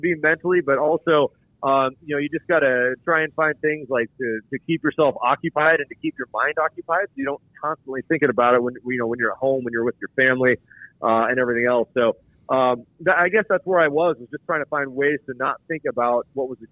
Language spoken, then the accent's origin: English; Colorado, United States; moved away; I grew up in Colorado